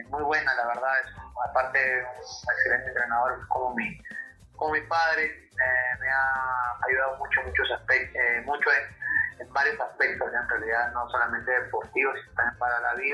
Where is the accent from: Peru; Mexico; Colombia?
Peru; Lima; Lima, San Flores.